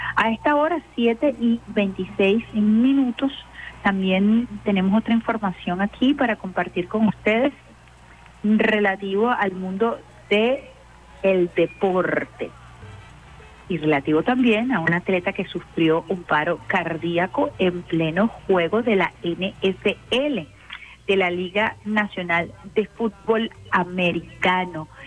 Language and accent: Spanish; Venezuela; also born or lived in Caracas; como venezolanos y venezolanas